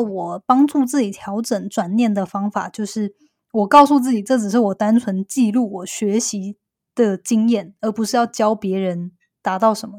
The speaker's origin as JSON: {"language": "Chinese", "country": "Taiwan", "tie": "born or raised there", "moved": "yes", "said": "因为我是两年前搬回来嘛，虽然我在台湾长大"}